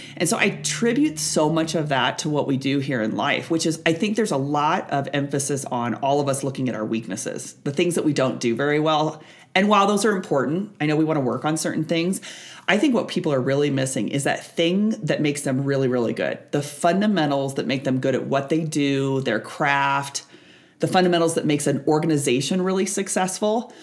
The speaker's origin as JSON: {"language": "English", "region": "Nebraska", "country": "United States", "tie": "born or raised there", "said": "I born and raised on Nebraska"}